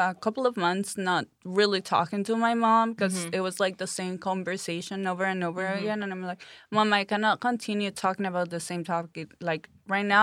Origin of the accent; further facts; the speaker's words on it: Chihuahua, Mexico; English is a second language; moved away as an adult; in my hometown in Chihuahua